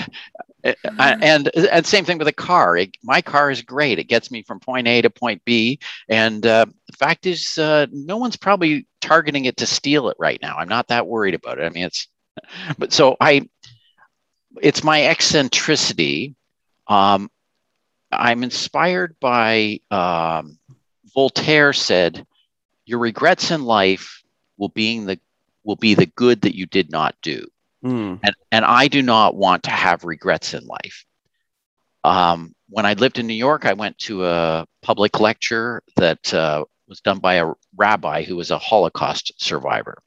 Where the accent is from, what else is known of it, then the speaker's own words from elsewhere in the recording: Canada; we're Canadian